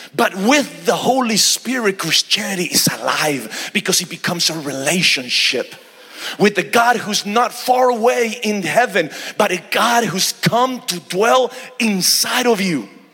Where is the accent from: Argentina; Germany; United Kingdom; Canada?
Argentina; now in Houston, United States; I'm originally from Argentina, South America and uh, but we reside in houston texas